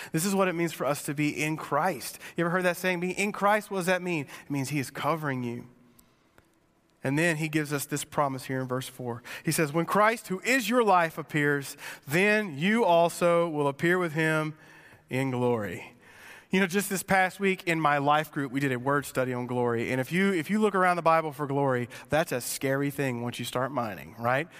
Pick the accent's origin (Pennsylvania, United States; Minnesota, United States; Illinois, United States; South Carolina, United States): South Carolina, United States; Sumter; I grew up in Sumter, and I grew up driving an eighty-nine Mustang